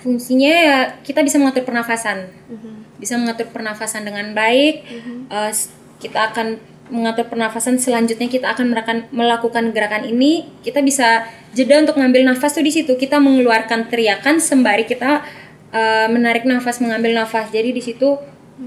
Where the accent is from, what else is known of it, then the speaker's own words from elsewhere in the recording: Bali, Indonesia; saya asli NTT tapi memang saya membawa nama Bali karena lahir besar di Bali